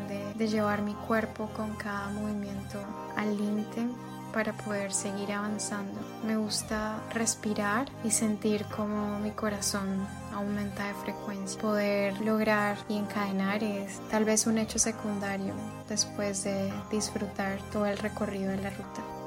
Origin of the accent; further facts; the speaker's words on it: Bucaramanga, Santander, Colombia; soy de Bucaramanga, Santander.